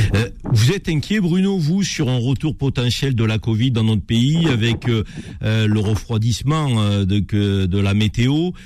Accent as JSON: {"language": "French", "country": "France", "said": "en tant que Français"}